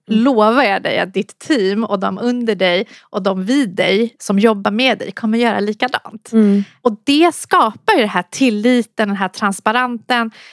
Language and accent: Swedish; Solna, Stockholm County, Sweden; also born or lived in Iran; kom hit sedan jag var ett år från Iran när vi flydde kriget. Mm. Och eh, har växt upp i Solna